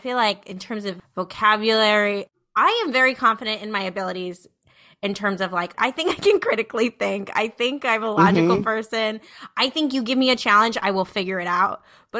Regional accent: New Jersey, United States; No, I came from Jersey. I came from Jersey. Came from deep Jersey. Got my one suitcase off the bus.

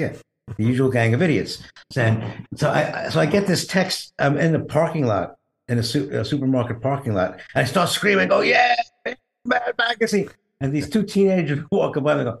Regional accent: New York City, New York, United States; I grew up in Brooklyn

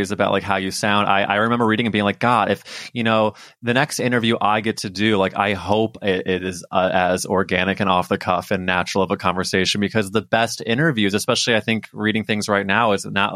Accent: Missouri, United States; I grew up in Missouri

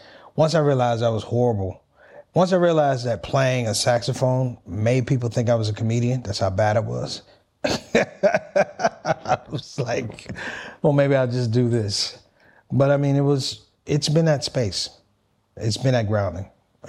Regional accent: Washington, District of Columbia, United States; I was born in Washington, D.C., Christian family, Northwest D.C. … Grew up typical family, African-American family, migrated from the South.

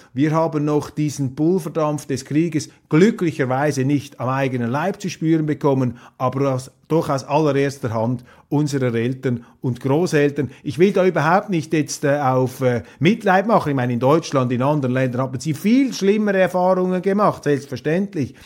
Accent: Switzerland

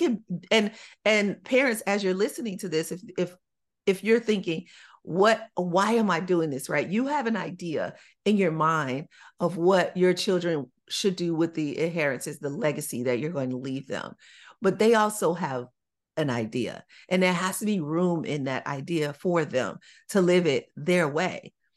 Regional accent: Chicago, Illinois, United States; When I was growing up in Chicago

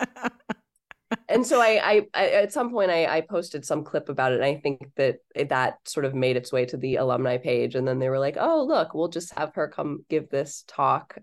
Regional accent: Ohio, United States; moved away as an adult; I went there right from growing up in Ohio

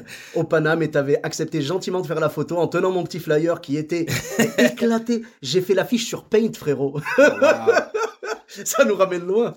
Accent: Morocco; nous, au Maroc, on a un peu la même chose, tu vois. Moi, je parle marocain.

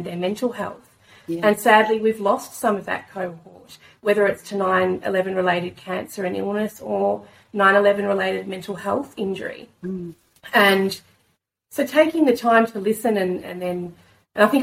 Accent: Australia; as an Australian here today

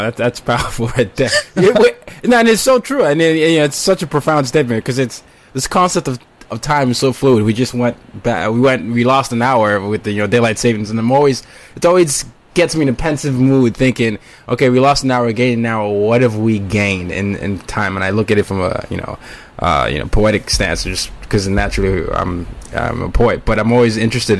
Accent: Nigeria; I had the Lion King experience because I was from Nigeria

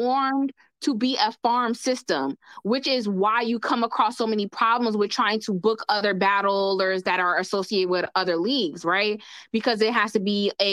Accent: New Jersey, United States; Jersey, where I'm from, but I'm from North Jersey.

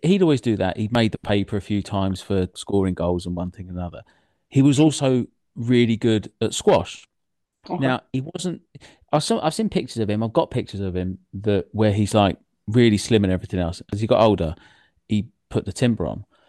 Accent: England, United Kingdom; I grew up outside of London

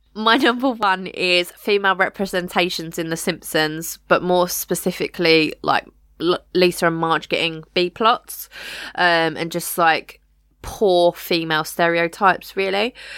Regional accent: United Kingdom; we are British

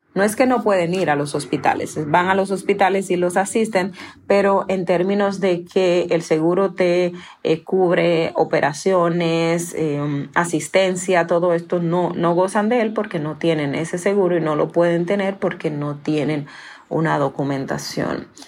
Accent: Dominican Republic; Yo nací en un batey en la República Dominicana, es batey 8

